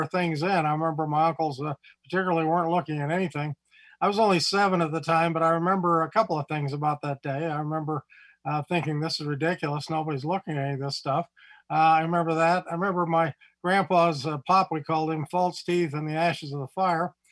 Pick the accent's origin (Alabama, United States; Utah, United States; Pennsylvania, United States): Utah, United States; Provo; I grew up in Provo, Utah, and grew up with the community